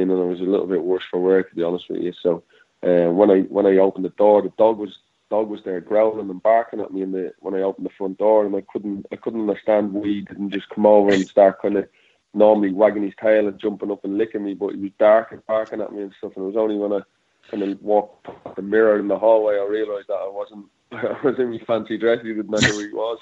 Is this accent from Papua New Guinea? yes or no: no; Dublin, Leinster, Ireland; moved away; it's my hometown